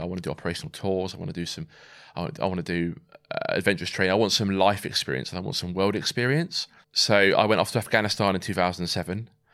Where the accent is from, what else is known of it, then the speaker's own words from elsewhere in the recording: Swindon, South West England, United Kingdom; moved away as an adult; also born or lived in Ascot / Germany / Somerset / Wraysbury; We then moved to Swindon, um, where, you know, I pretty much grew up there from about nine to seventeen